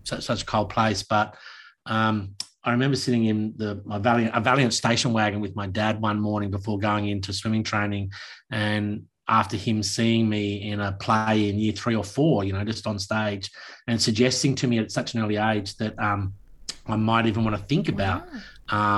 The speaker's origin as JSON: {"language": "English", "town": "Launceston", "region": "Tasmania", "country": "Australia", "tie": "born or raised there", "also_born_or_lived": "Newcastle, New South Wales", "said": "I grew up, my formative years from a young kid were in Launceston, Tasmania, up until the end of my schooling"}